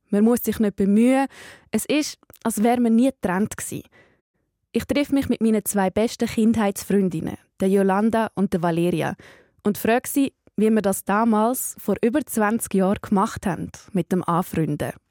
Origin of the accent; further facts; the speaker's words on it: Brugg, Aargau, Switzerland; Ich bin in meinem Geburtsort Bruck, am Jugendfest.